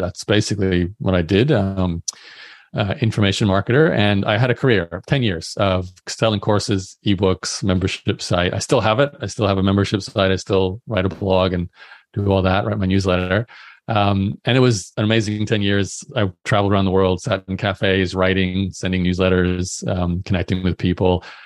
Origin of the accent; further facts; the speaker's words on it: Australia; also born or lived in Brisbane; I'm born and raised in Australia, so I went to university in, in Brisbane